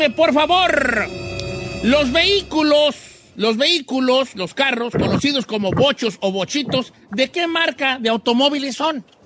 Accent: Mexico City, Mexico; now in Tulsa, United States; De la Ciudad de México.

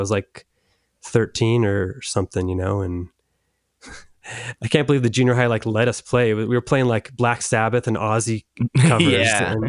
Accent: Orange County, California, United States; I'm from Orange County, California.

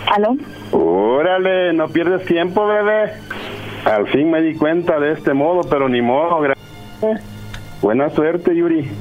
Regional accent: El Salvador; de El Salvador, de ahí el mismo lugar

